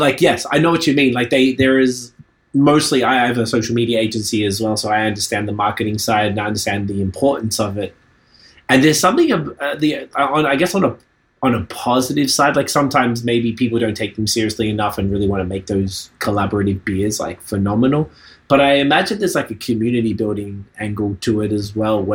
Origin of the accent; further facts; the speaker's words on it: Australia; now in Canada; I'm from Australia